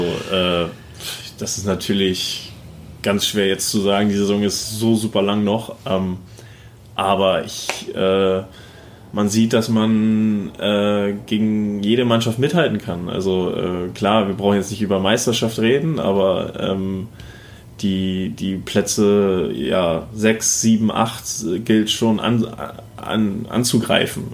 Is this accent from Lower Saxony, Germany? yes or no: yes; Buxtehude, Lower Saxony, Germany; also born or lived in Kiel; now in Erlangen, Germany; ich bin ja in Buxtehude aufgewachsen